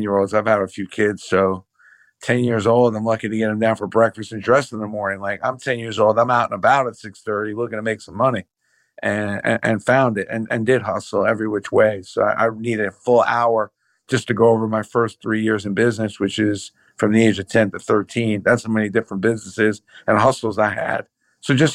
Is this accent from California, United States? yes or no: no; New York City, New York, United States; I was raised in Brooklyn